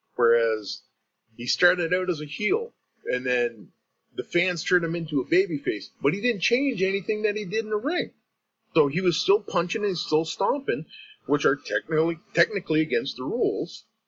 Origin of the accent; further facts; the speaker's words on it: Canada; from being a Canadian